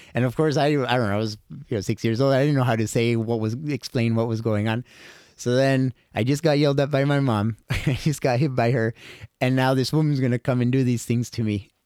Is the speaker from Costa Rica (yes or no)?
yes; Costa Rica; I was born and raised in Costa Rica